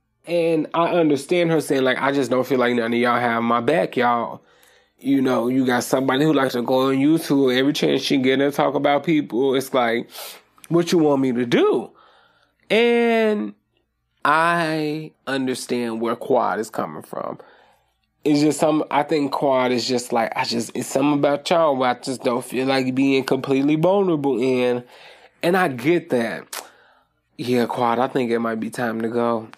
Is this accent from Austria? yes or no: no; Nigeria; we are Nigerian, so we don't, well, some of us, you know, don't understand the severity of accusing someone of witchcraft and stuff like that.